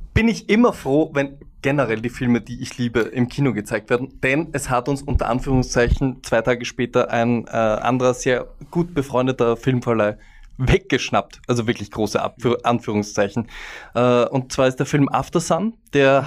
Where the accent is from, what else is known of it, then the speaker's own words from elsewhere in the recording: Vienna, Austria; ich als Wiener